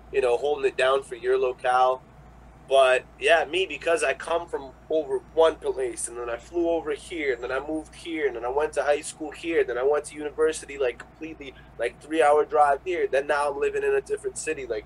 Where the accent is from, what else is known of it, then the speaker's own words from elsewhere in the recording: Russia; oh hey, like I'm from Russia and this is what I do.